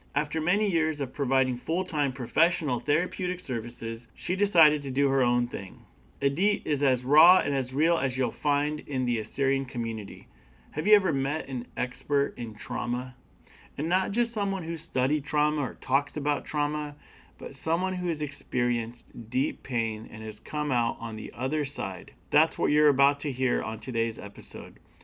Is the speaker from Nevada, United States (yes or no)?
no; Turlock, California, United States; also born or lived in Bay Area; We grew up together in Turlock